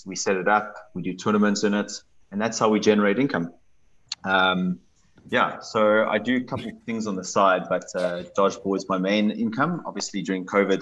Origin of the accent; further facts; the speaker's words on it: Cape Town, Western Cape, South Africa; I'm from Cape Town, which is the best part of South Africa